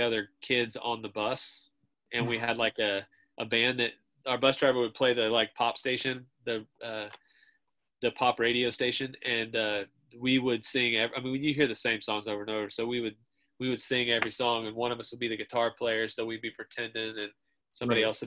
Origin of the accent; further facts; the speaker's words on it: Martinsville, Indiana, United States; I was from a town called Martinsville